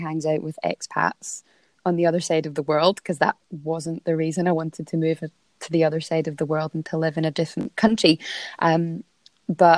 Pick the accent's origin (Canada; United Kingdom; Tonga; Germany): United Kingdom; Scotland; moved away as an adult; now in Melbourne area, Australia; I'm obviously Scottish